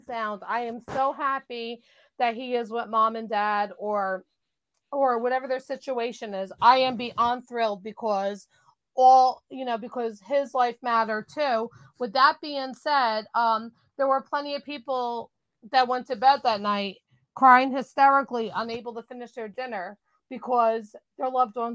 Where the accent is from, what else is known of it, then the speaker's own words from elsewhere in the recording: New Jersey, United States; I'm from New Jersey